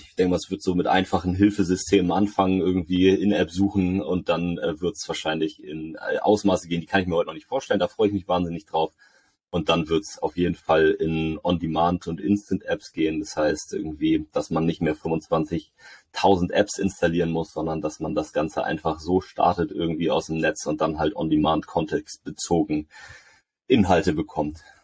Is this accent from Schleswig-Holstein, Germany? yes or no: yes; Lübeck, Schleswig-Holstein, Germany; hier in, in der Stadt, wo ich herkomme, in Lübeck